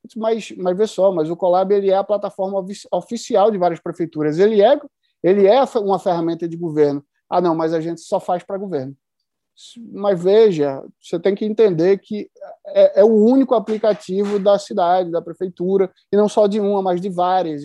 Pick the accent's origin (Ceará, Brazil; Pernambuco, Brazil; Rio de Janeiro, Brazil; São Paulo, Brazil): Pernambuco, Brazil; eu sou pernambucano e estou no interior de Pernambuco agora